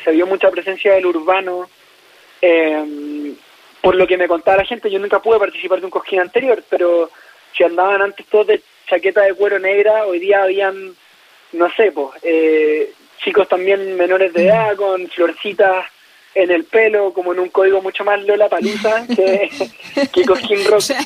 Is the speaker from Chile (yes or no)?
yes; Chile